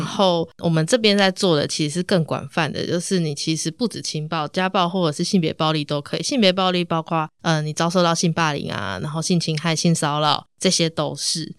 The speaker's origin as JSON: {"language": "Chinese", "region": "Tainan", "country": "Taiwan", "said": "我是台南人"}